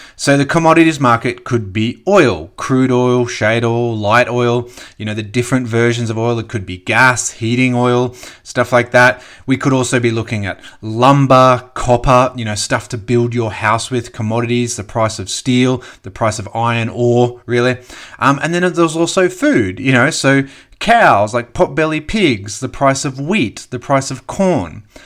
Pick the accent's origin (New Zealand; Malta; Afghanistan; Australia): Australia